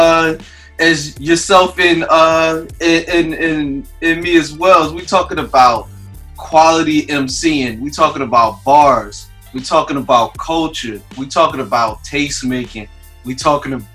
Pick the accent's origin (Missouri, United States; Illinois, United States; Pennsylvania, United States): Pennsylvania, United States; Philadelphia; moved away; I'm from Philly originally